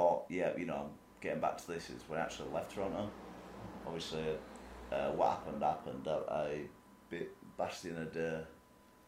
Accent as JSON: {"language": "English", "town": "Leeds", "region": "Yorkshire and the Humber", "country": "United Kingdom", "said": "We're a family, we're from Leeds."}